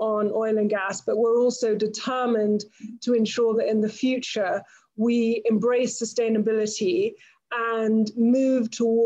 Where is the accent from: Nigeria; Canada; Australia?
Nigeria